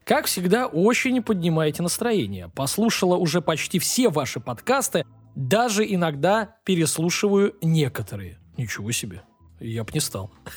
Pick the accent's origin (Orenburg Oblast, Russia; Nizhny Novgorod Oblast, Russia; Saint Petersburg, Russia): Saint Petersburg, Russia; Я сам из Купчаги